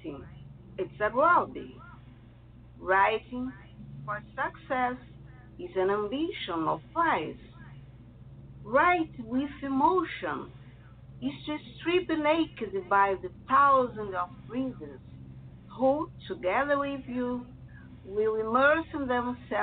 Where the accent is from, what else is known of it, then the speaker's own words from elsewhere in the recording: Rio de Janeiro, Brazil; English is a second language; also born or lived in Italy; I was born in Italy, but I'm still a kid. My parents moved along to Brazil, where I'm living and working for a long time. So I'm nowadays a Brazilian